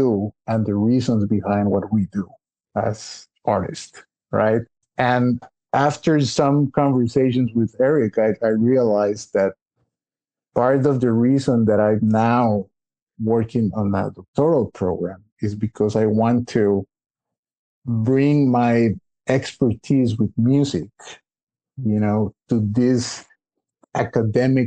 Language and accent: English; Costa Rica; moved away as an adult; we were born and raised in Costa Rica